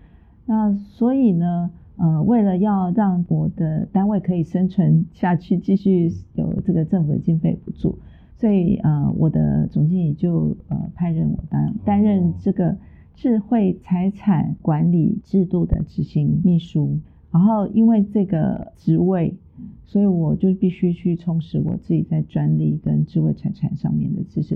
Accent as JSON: {"language": "Chinese", "region": "Tainan", "country": "Taiwan", "tie": "born or raised there", "said": "住在台南嘛，从小住在台南，然后我又是台南女中毕业"}